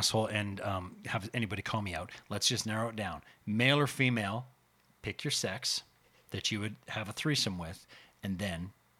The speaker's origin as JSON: {"language": "English", "country": "Canada", "said": "We're Canadian."}